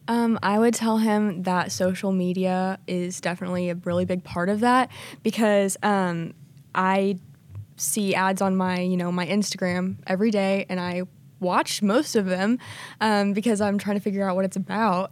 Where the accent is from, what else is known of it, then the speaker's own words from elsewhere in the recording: Joplin, Missouri, United States; I'm from Joplin, Missouri, so we have tornadoes